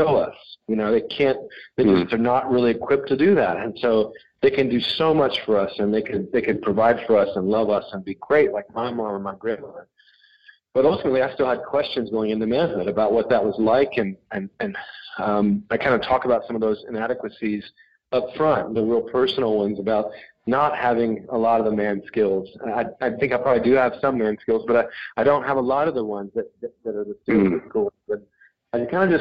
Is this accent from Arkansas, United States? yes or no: yes; Little Rock, Arkansas, United States; moved away as an adult; also born or lived in Texas / Chicago / Boston / West Coast; I was born in Little Rock, Arkansas, and then I lived in Texas for a few years, and then grew up the rest of kind of my childhood in Little Rock, Arkansas